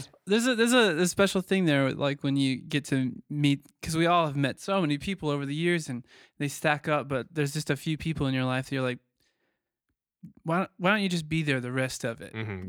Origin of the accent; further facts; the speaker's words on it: Missouri, United States; that's like a Missouri trait. Like where we're from, like the whole state's looking for a deal